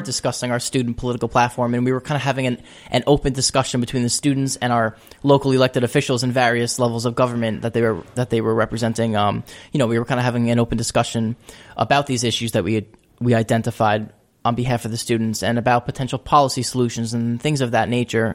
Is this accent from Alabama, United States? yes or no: no; Shoreham, New York, United States; also born or lived in Albany, New York; I'm from Long Island in a small town called Shoreham.